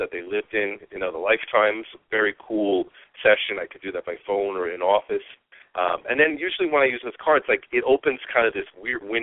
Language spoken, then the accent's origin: English; New York, United States; moved away; I was from New York